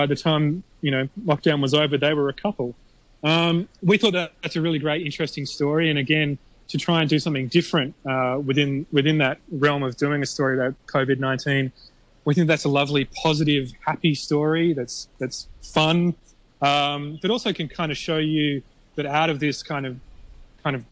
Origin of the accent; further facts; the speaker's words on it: Australia; now in Hong Kong; I'm from Australia